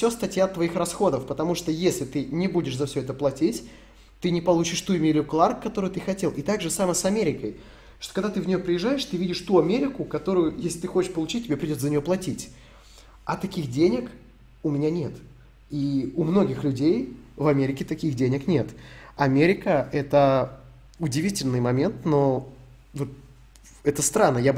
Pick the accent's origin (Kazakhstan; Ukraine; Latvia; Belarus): Ukraine; Donetsk Oblast; а я из ДНР